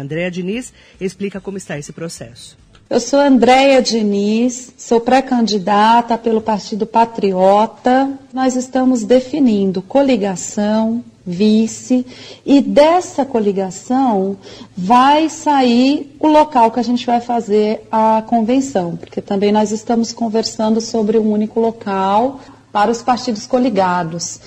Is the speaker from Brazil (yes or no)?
yes; Mogi das Cruzes, São Paulo, Brazil; sou nascido e criado em Mogi das Cruzes